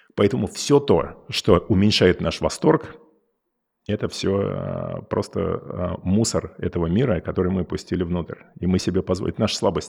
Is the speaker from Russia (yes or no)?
yes; Moscow, Russia; moved away as an adult; also born or lived in California; я вырос в Москве